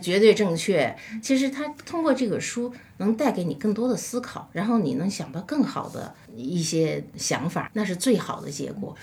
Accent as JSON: {"language": "Chinese", "country": "China", "said": "我们中国人"}